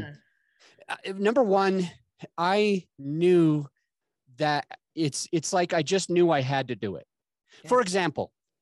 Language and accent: English; Utah, United States; moved away as an adult; also born or lived in Florida / Denver; I grew up in Utah.